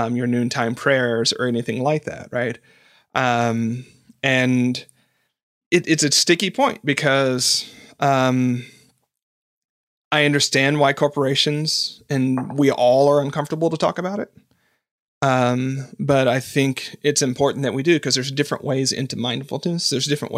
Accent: the South, United States; I grew up in the South.

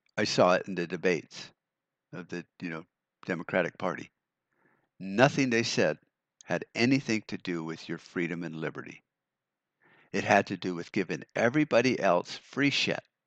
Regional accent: United States

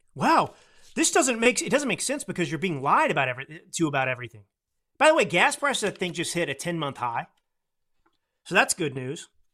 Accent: Texas, United States; I grew up in Texas

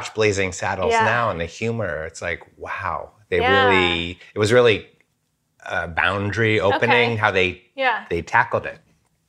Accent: New York, United States; Well, when I was a kid growing up in New York

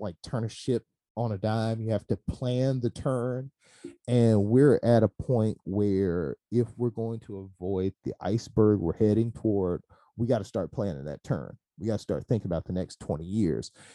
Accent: Hollandale, Mississippi, United States; all the good stuff in me started here

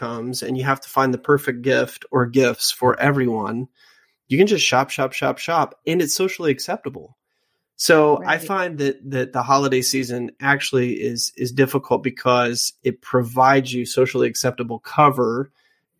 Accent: Louisiana, United States; I was raised in Louisiana

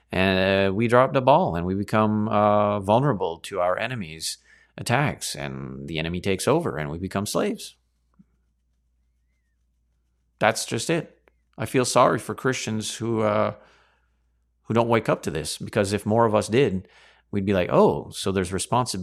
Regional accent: Canada; me here as a Canadian in Chinada

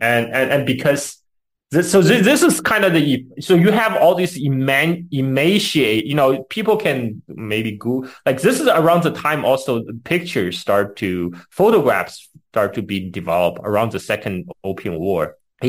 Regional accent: Chongqing, China; my hometown, Chongqing, which is about 2,000 kilometers up the Yangtze River from the coast

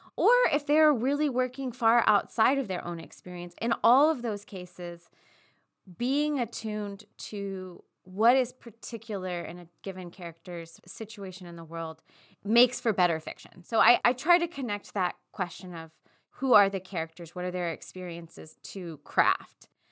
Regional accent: East Texas, United States; growing up in East Texas

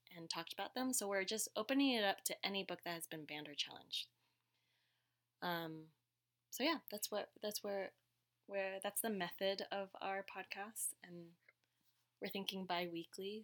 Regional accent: Connecticut, United States; English is a second language; I grew up in Connecticut

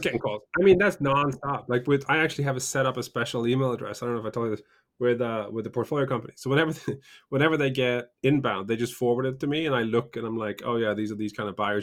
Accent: Norway; moved away; also born or lived in United Kingdom; I grew up in I grew up in Norway and spent a bunch of time in the UK

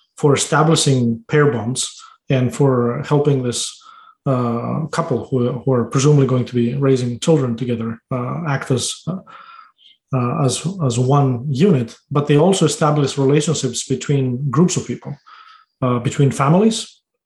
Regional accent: Greece; born or raised there; now in United States

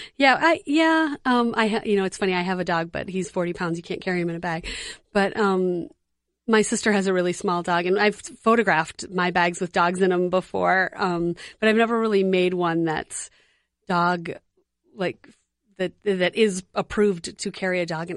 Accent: Detroit, Michigan, United States; moved away as an adult; now in Twin Cities, United States; I grew up in Detroit, but I've lived here in the Twin Cities for twenty-six, twenty-seven years

